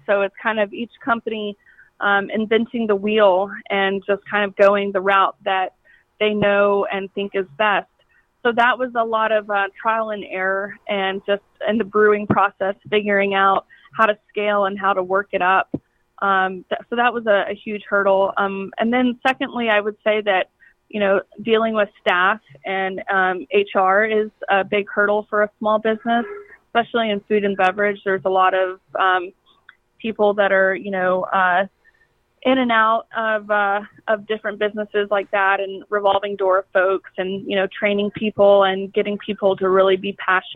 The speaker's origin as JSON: {"language": "English", "town": "Kennesaw", "region": "Georgia", "country": "United States", "tie": "born or raised there", "also_born_or_lived": "Atlanta, Georgia", "said": "I was born and raised in Kennesaw, Georgia"}